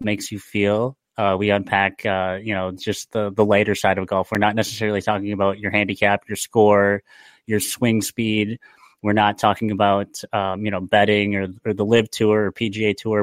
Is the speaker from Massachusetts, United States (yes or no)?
no; Lake Mills, Wisconsin, United States; also born or lived in Milwaukee area; now in Milwaukee, United States; grew up in Lake Mills and yeah, now I'm, uh, now I'm in, in the Milwaukee area